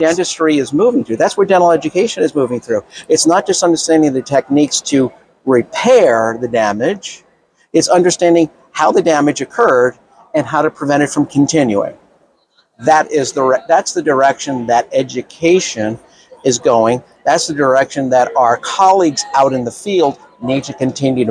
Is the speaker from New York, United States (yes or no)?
yes; New York City, New York, United States; I'm from Brooklyn